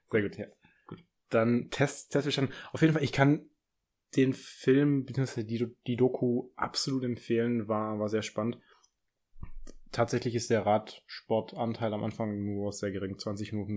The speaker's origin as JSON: {"language": "German", "area": "Stuttgart area", "region": "Baden-Württemberg", "country": "Germany", "said": "ich komme ja aus der Gegend"}